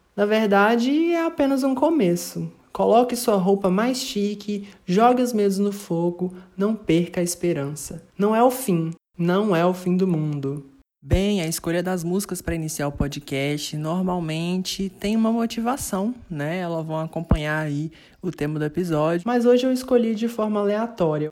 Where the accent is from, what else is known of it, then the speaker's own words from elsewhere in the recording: Brazil; nós que somos brasileiros